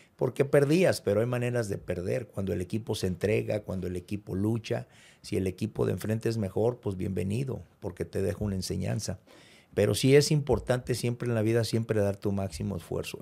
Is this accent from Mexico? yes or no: yes; Morelia, Michoacán, Mexico; moved away as an adult; also born or lived in Cuernavaca; now in Monterrey, Mexico; Yo vengo de, yo soy de Morelia, Michoacán